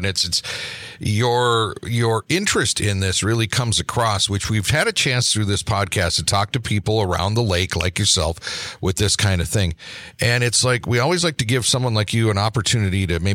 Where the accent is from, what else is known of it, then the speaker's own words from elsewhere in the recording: Portage Lake, Keweenaw Peninsula, Upper Peninsula of Michigan, United States; also born or lived in Marquette, Michigan; I grew up on Portage Lake in the Keweenaw Peninsula of the UP